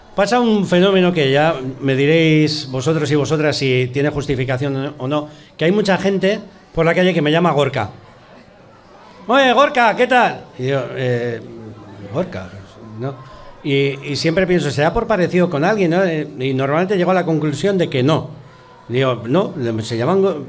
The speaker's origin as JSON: {"language": "Spanish", "region": "Basque Country", "country": "Spain", "accent": "Basque", "said": "los actores vascos vamos allí y te dicen, macho, tienes un acento vasco"}